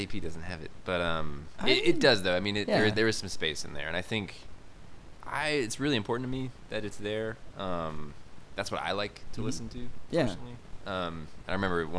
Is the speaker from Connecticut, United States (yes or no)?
no; Arizona, United States; I was from Arizona